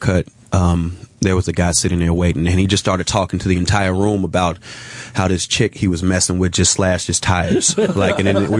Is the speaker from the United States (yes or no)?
yes; Chicago, Illinois, United States; I'm from Chicago. It's very segregated. So I have a very strong racial identity as well, just from growing up in that environment.